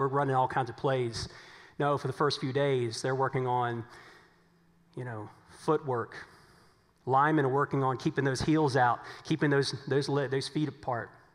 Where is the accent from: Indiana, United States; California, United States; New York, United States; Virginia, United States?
Virginia, United States; moved away; as we said back in Virginia